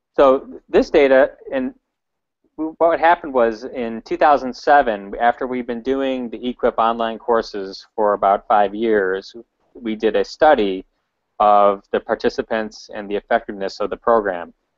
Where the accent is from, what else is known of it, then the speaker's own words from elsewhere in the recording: Chicago, Illinois, United States; I'm from Chicago